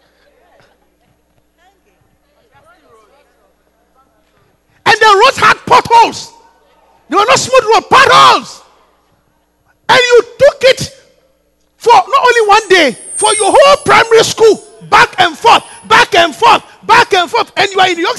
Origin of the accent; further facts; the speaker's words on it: Takoradi, Western Region, Ghana; I grew up in Takoradi in the coast.